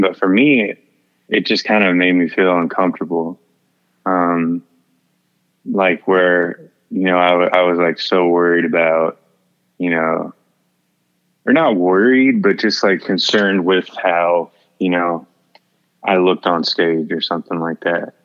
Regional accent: Houston, Texas, United States; I'm from Houston

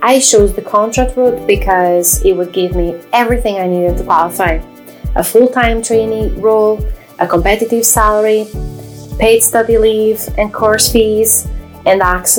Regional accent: Braga, Norte, Portugal; English is a second language; moved away as an adult; also born or lived in Derry, Northern Ireland; now in Northern Ireland, United Kingdom; Minho in Braga, Portugal, where I'm from

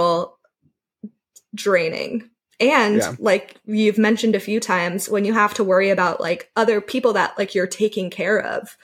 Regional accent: Seattle, Washington, United States; moved away; I'm from Seattle

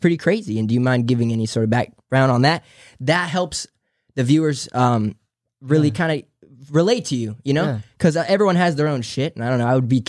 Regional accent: San Diego, California, United States; born or raised there

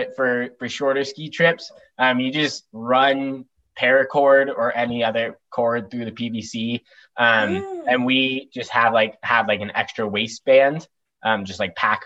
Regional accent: Durango, Colorado, United States; now in Bozeman, United States; I grew up in Colorado

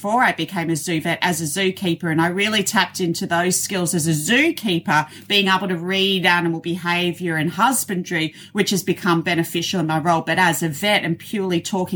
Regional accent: Australia; accent: Australian; You have my Australian accent.

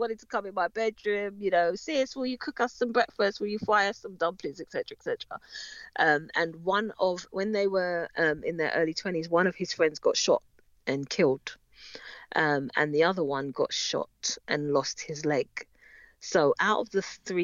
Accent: London, United Kingdom; we grew up in North London, in Edmonton, North London

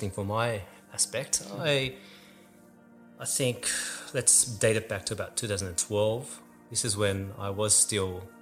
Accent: Eastwood, New South Wales, Australia; also born or lived in Summerhill / Doonside; So I was born in Summerhill, moved out west to Doonside, which is west of Blacktown, some people know. And I eventually found myself in the Ryde area in a town of Eastwood

